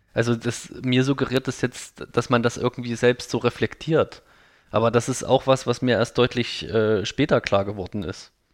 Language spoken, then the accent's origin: German; Thuringian Forest, Germany; ich komme aus dem Thüringer Wald